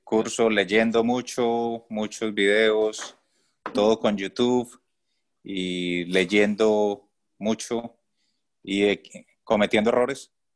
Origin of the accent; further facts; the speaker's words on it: Colombia; moved away as an adult; now in Toronto, Canada; soy colombiano, pero estoy viviendo en este momento en Canadá. Hace un año vivimos en Canadá, nos vinimos como refugiados.